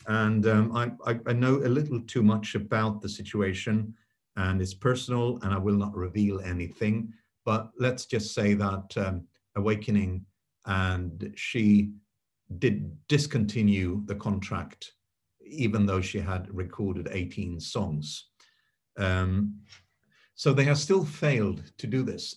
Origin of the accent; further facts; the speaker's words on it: Sweden; I grew up in Sweden